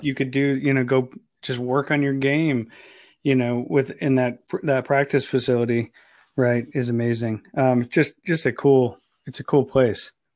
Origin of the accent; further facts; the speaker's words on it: Ohio, United States; moved away; I'm from Ohio originally